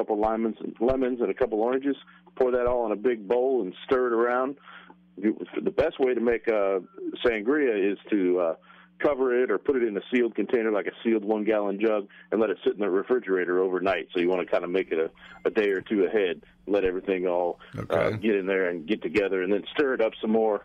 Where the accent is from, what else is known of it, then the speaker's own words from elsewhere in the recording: Kansas City, Missouri, United States; my hometown team, the Chiefs